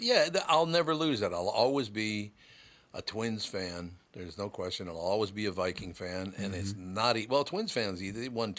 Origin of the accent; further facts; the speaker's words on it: Minneapolis, Minnesota, United States; I grew up in North Minneapolis.